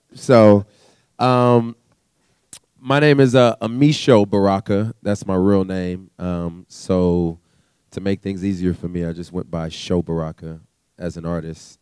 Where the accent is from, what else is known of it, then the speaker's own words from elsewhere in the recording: California, United States; also born or lived in Canada; we moved to California. And okay. so growing up in California, had a very interesting childhood